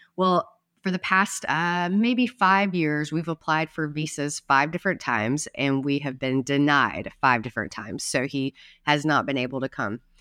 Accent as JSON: {"language": "English", "region": "North Carolina", "country": "United States", "tie": "born or raised there", "moved": "yes", "said": "my hometown pilgrimage"}